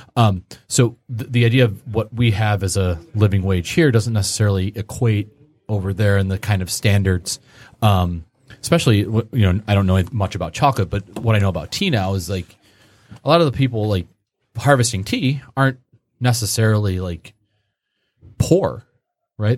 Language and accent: English; Grosse Pointe, Michigan, United States; I grew up in the Grosse Pointe area